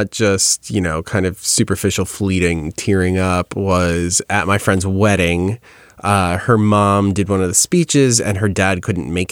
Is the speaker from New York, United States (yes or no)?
yes; New York, United States; Sorry, I'm from New York.